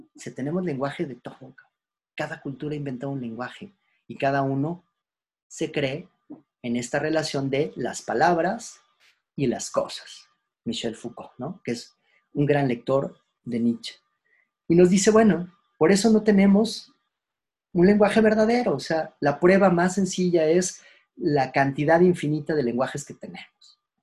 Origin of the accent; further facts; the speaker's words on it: Mexico; Nosotros como mexicanos, de dónde venimos